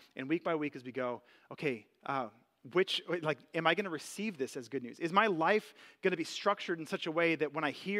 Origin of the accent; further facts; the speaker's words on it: United States; American citizens